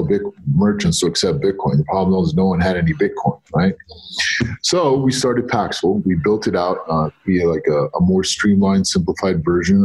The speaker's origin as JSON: {"language": "English", "town": "New York City", "region": "New York", "country": "United States", "tie": "born or raised there", "also_born_or_lived": "Egypt", "said": "I was born in Egypt. I grew up in New York. My parents went to America for a better life when I was 2 years old"}